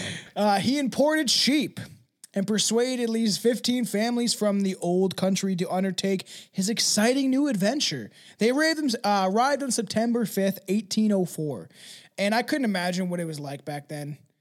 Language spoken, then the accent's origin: English; Canada; I'm Canadian